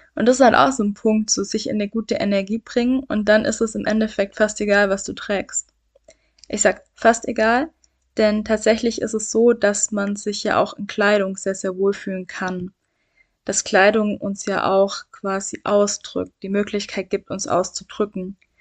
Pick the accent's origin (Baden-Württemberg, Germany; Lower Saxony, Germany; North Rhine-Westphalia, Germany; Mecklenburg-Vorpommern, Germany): Baden-Württemberg, Germany; Swabia; ich komme aus dem Schwaberländle, hört man